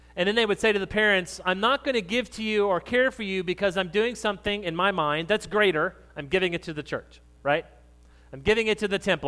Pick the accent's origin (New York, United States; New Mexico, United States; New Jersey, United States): New Mexico, United States; moved away; I grew up in New Mexico